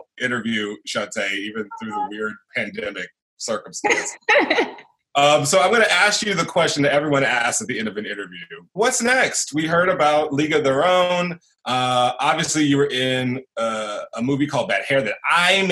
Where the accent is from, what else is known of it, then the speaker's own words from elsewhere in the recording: Houston, Texas, United States; I'm from Houston